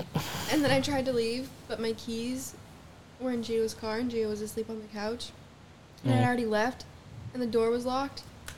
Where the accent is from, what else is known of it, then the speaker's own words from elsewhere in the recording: Vermont, United States; moved away; I'm from Vermont, and just kind of ended up here.